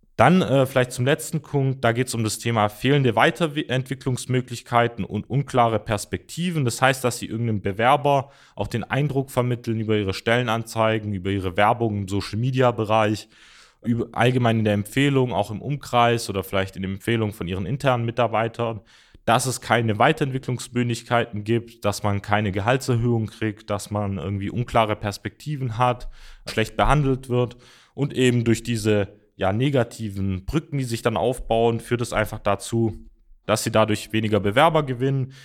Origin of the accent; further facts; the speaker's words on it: Mössingen, Baden-Württemberg, Germany; ich komme zum Beispiel auch aus der Ortschaft äh, oder aus dem Ort Mössingen